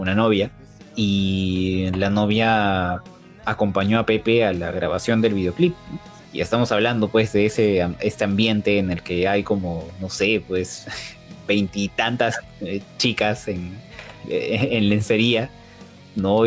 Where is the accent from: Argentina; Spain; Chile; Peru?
Peru; Lima; yo soy de Perú